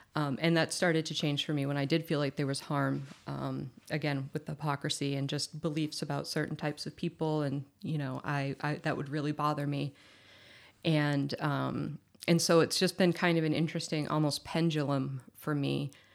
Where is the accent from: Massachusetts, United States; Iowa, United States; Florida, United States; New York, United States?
Massachusetts, United States; I was born in Massachusetts.